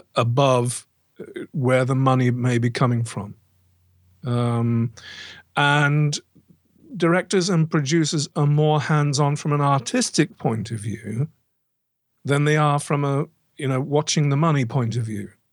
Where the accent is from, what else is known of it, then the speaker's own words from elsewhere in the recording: Banbury, South East England, United Kingdom; now in near Stratford-upon-Avon, United Kingdom; I actually grew up near a, a town called, uh, Banbury, which is twenty miles down the road